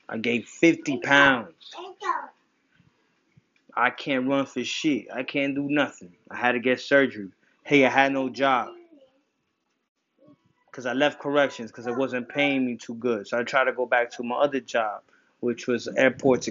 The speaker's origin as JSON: {"language": "English", "region": "New Jersey", "country": "United States", "also_born_or_lived": "New York", "moved": "as an adult", "lives_now": "Massachusetts, United States", "said": "I moved from New Jersey to Massachusetts. I'm a Jersey boy. I'm a Jersey, New York boy."}